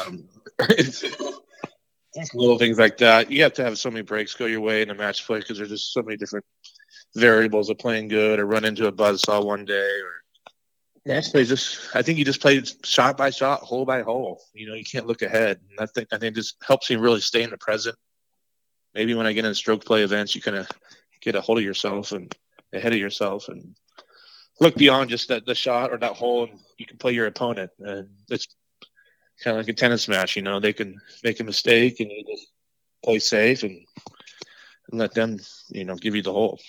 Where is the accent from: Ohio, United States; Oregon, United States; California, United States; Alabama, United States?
Oregon, United States; growing up in Oregon